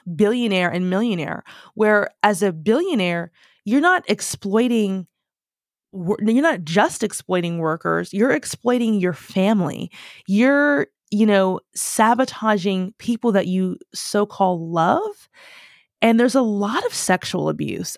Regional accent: United States; moved away as an adult; now in United Kingdom; I am so American

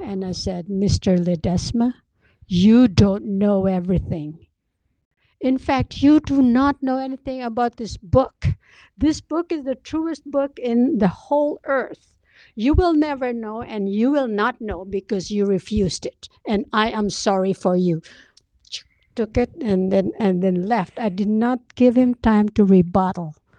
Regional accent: Philippines; I'm just a Filipino

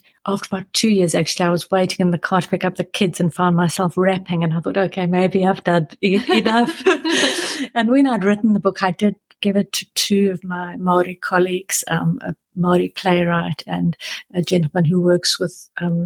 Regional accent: South Africa; moved away as an adult; now in New Zealand; growing up in South Africa

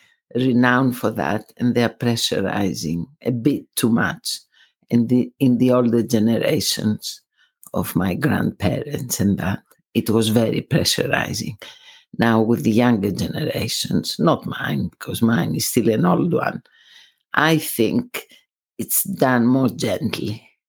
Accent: Greece; English is a second language; moved away as an adult; It's several years I've been in this country. {S1} You've been in this country for several years. How many years, Mum? {S2} 40. I went twice. I came first to study, went back to Greece, and then returned in 82.

